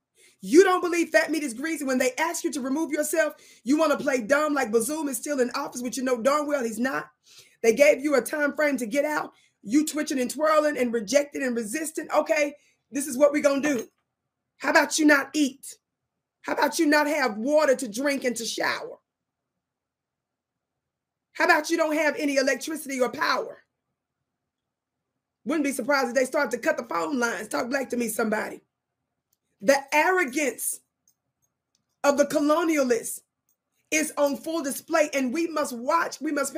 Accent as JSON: {"language": "English", "region": "Mississippi", "country": "United States", "tie": "born or raised there", "moved": "yes", "said": "I'm from Mississippi. I live in the Wild Wild West in the United States now, but I was born and raised in Mississippi."}